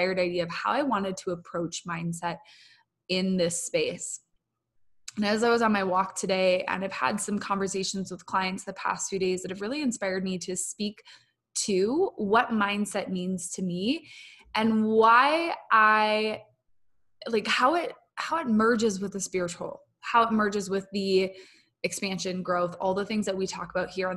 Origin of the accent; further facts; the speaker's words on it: Minnesota, United States; moved away; I'm from Minnesota originally.